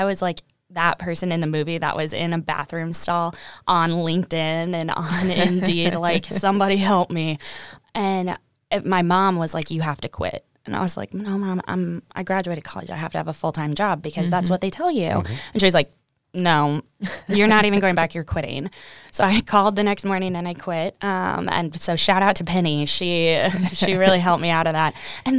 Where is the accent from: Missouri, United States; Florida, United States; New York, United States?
Missouri, United States; Kansas City; So I'm from Kansas City. The very south part of Kansas City. So I grew up, I went to Center High School, which is kind of an urban school.